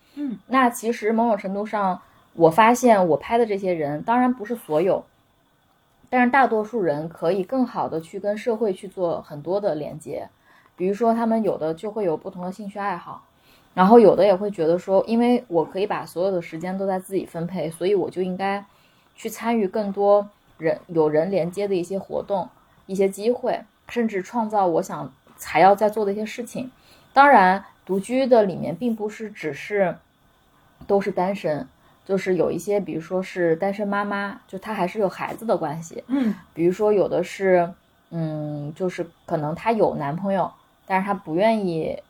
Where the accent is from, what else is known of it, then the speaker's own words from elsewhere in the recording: Nanjing, Jiangsu, China; 我是南京姑娘嘛